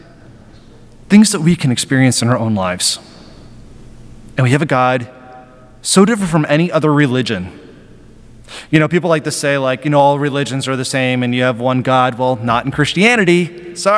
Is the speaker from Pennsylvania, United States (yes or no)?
yes; Western Pennsylvania, United States; I grew up in Western Pennsylvania